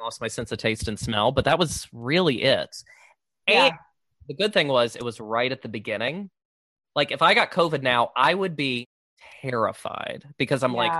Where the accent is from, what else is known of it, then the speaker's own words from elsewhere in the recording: the South, United States; accent: Southern; I'm from the South